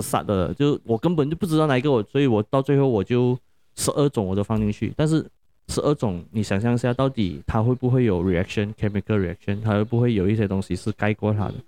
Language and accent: Chinese; Malaysia; 我们 Malaysia 的人